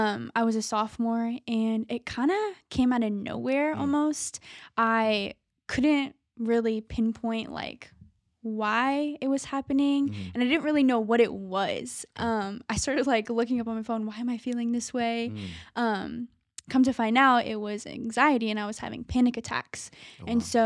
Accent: Tampa, Florida, United States; Tampa, Florida.

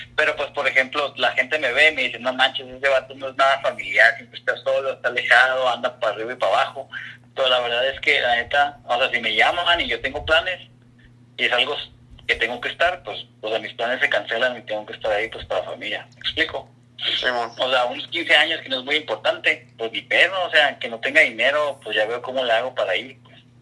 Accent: Ensenada, Baja California, Mexico; now in Portland, United States; yo pues crecí en Ensenada

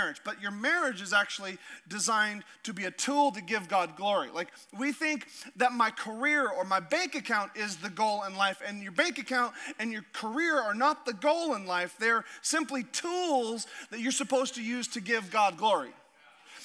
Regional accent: Alaska, United States; I'm from Alaska

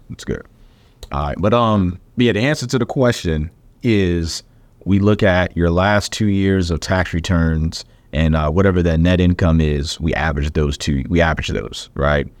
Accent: the South, United States; I'm from the South

